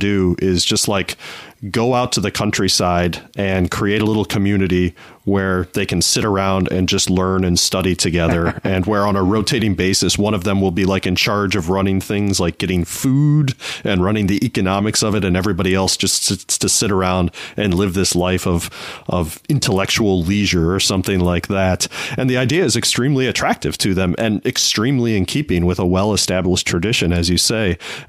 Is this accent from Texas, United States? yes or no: no; Naperville, Illinois, United States; near where you and I grew up in Naperville, there is a university called Benedictine University